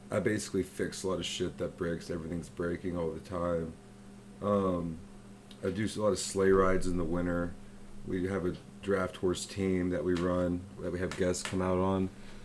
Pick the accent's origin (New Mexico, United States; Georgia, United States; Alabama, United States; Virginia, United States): Alabama, United States; Vestavia Hills; Vestavia Hills.